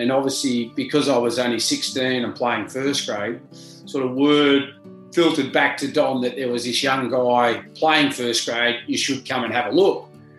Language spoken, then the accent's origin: English; Junee, New South Wales, Australia; growing up in Junee. I grew up in a family of eight.